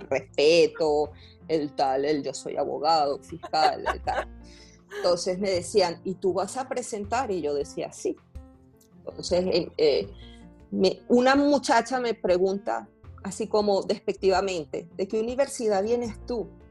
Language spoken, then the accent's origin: Spanish; Valencia, Carabobo, Venezuela; moved away as an adult; also born or lived in Medellín, Colombia; yo soy de Valencia, del estado Carabobo.